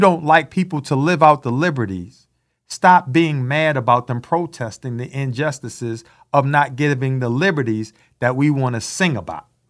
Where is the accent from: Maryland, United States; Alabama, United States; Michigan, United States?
Maryland, United States; Baltimore; growing up in Baltimore, Maryland